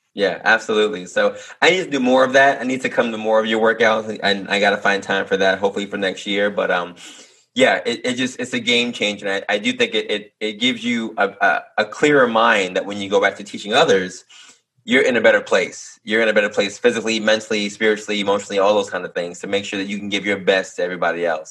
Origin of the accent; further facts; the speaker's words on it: New York City, New York, United States; I'm born in Harlem, and uh, we're both from Manhattan, which a lot of people aren't originally from Manhattan, but we are